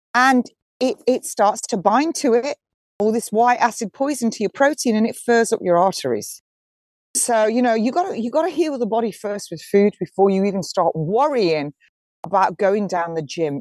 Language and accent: English; Nottingham, East Midlands, United Kingdom; moved away; That's actually my hometown. Nottingham, my home city